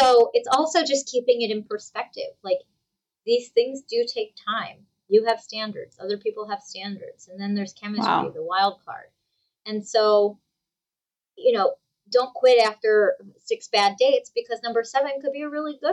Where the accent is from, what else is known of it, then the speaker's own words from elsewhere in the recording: New Jersey, United States; I'm from New Jersey